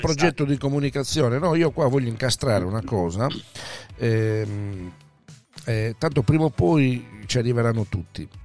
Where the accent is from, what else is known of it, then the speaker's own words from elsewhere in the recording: Sardinia, Italy; io sono sardo